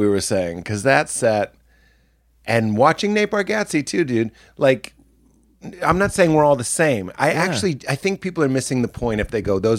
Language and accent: English; Boston, Massachusetts, United States; I'm so kind of like PTSD'd from growing up in Boston